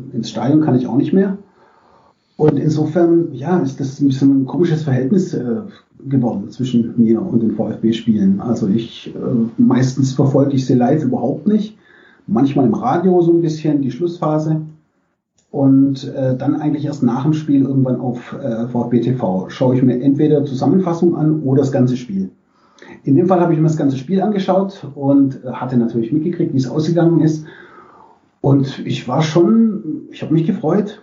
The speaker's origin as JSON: {"language": "German", "town": "Bietigheim-Bissingen", "region": "Baden-Württemberg", "country": "Germany", "tie": "born or raised there", "said": "ich bin im Großraum Stuttgart aufgewachsen, in Bietigheim-Bissingen"}